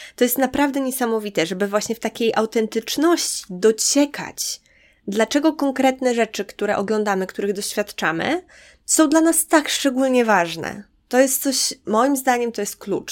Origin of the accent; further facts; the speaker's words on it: Podlaskie Voivodeship, Poland; moved away; to skąd pochodzę, to w moim przypadku to jest mała podlaska miejscowość